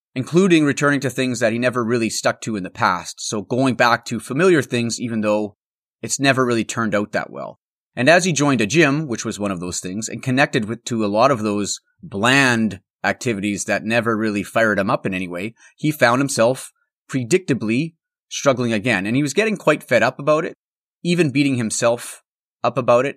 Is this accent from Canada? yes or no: yes; Altona, Manitoba, Canada; moved away; I'm recording on the road this week from my hometown of Altona, which is a small town in the heart of the Canadian prairies.